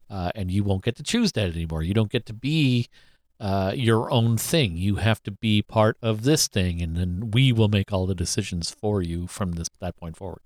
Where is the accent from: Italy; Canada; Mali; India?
Canada; we're Canadian